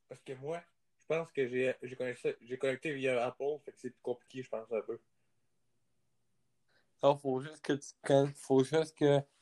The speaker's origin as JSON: {"language": "French", "country": "France", "said": "Moi, je suis en, moi, je suis français, là."}